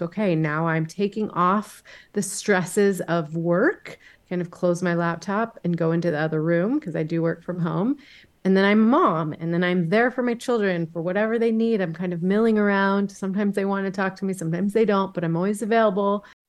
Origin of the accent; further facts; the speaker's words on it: Dallas, Texas, United States; now in Boise, United States; I am originally from Dallas, Texas, but I have lived for the last 22 years with my family in Boise, Idaho